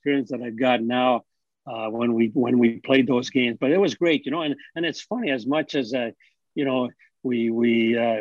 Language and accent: English; Ottawa, Ontario, Canada; it's my hometown